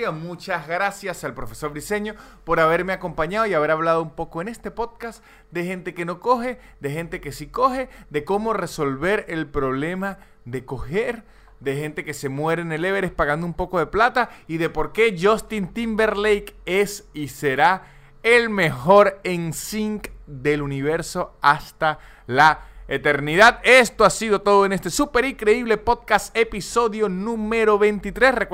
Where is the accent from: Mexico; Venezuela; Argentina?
Venezuela; moved away; Porque yo, yo salí de Venezuela